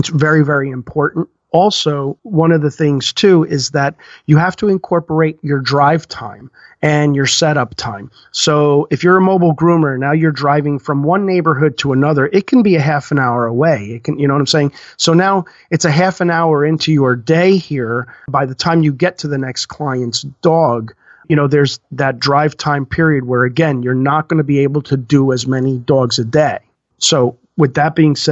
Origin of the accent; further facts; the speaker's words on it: New Jersey, United States; we're from New Jersey